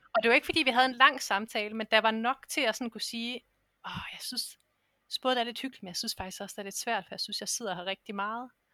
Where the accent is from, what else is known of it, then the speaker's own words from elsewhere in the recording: Denmark; moved away as an adult; jeg har jo ligesom efterladt mit arbejdsliv hjemme i Danmark